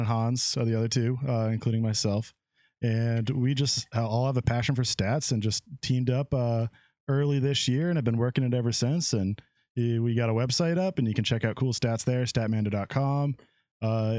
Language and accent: English; Massachusetts, United States